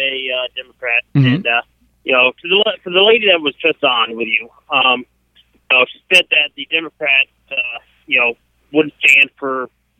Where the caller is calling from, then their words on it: Tampa, Florida, United States; Calling from Tampa, Florida.